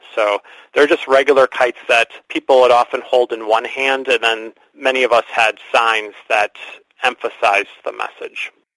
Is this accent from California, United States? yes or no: no; Green Bay, Wisconsin, United States; moved away as an adult; now in Milwaukee, United States; I'm originally from Green Bay, Wisconsin